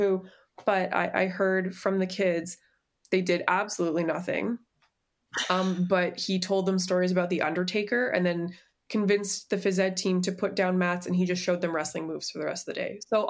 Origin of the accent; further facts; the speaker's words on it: Calgary, Alberta, Canada; Well, we come from a wrestling city, so...